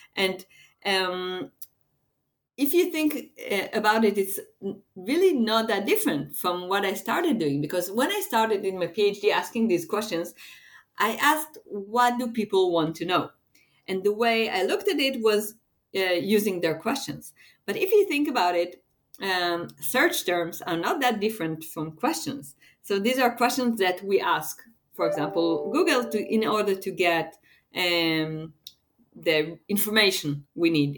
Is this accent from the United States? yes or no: no; Israel; I am from Israel